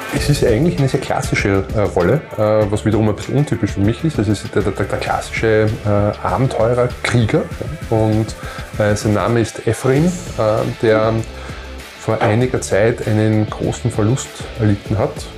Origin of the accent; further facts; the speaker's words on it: Vienna surroundings, Lower Austria, Austria; ich bin ja in, der, in Wiener Umland äh, groß geworden